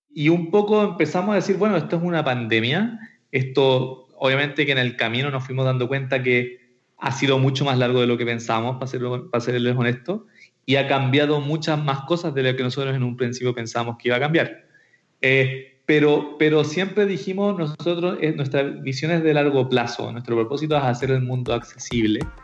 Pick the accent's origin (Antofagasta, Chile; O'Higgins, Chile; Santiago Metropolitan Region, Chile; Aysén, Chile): Santiago Metropolitan Region, Chile; Santiago; soy de Santiago de Chile, nacido y criado por estos lados del mundo